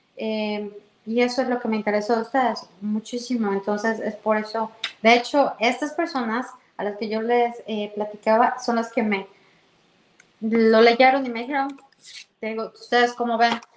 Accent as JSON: {"language": "Spanish", "region": "Mexico City", "country": "Mexico", "also_born_or_lived": "Toronto area, Canada", "moved": "as an adult", "lives_now": "Canada", "said": "Yo soy de la Ciudad de México"}